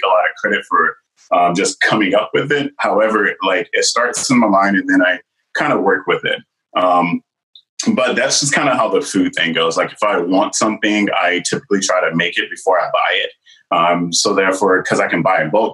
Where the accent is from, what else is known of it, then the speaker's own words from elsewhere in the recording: the South, United States; I'm from the South